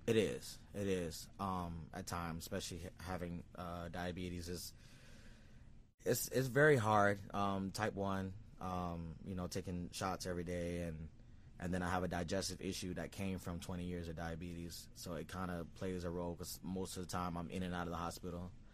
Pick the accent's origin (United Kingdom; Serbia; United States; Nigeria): United States; Sarasota, Florida; I was born in Sarasota, Florida.